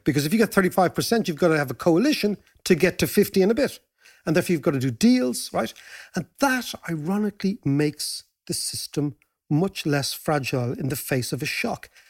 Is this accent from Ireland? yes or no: yes; Ireland